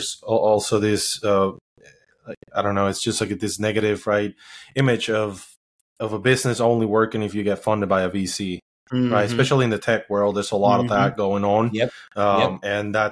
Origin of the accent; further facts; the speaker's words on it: Puerto Rico; moved away; I was born and raised in Puerto Rico.